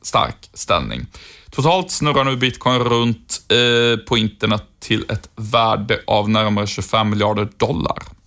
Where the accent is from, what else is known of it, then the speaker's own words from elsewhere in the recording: Sjuntorp, Västra Götaland, Sweden; moved away; Sjuntorp där jag kommer ifrån ligger i Trollhättans kommun, så Trollhättan är ju på sätt och vis min gamla hemstad